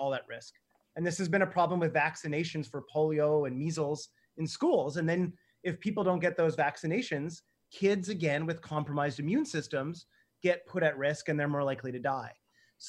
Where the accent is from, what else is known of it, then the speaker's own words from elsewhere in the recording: Canada; I'm Canadian